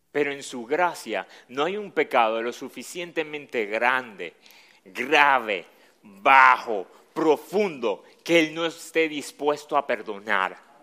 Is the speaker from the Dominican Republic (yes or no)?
yes; Dominican Republic; accent: Dominican